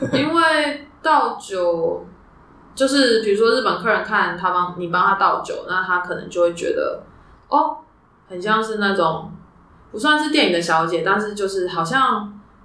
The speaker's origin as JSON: {"language": "Chinese", "country": "Taiwan", "said": "那个我们台湾人用中文听其实都听不懂"}